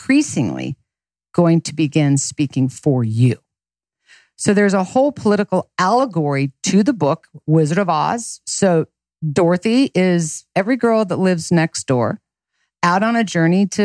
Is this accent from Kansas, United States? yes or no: yes; Lawrence, Kansas, United States; I was born and raised in Lawrence, Kansas